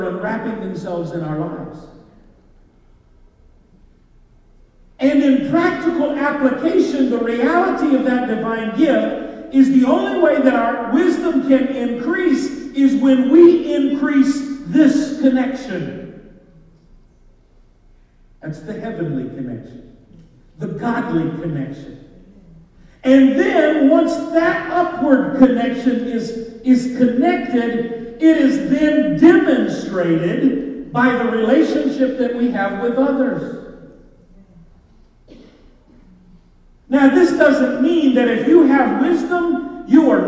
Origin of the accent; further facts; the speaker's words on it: Kentucky, United States; I'm a hillbilly from Kentucky